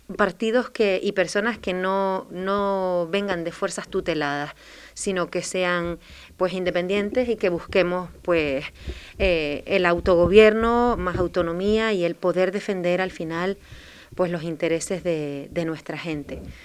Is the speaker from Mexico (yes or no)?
no; Telde, Canary Islands, Spain; moved away as an adult; now in Fuerteventura, Spain; yo provengo de otra isla, de la isla de Gran Canaria, del municipio de Telde